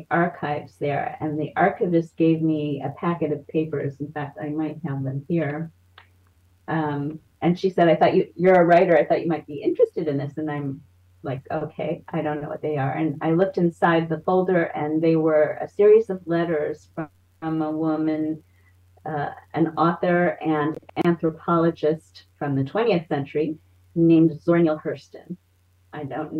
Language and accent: English; Cincinnati, Ohio, United States; now in Maryland, United States; I'm in Maryland now. I was originally from Cincinnati, Ohio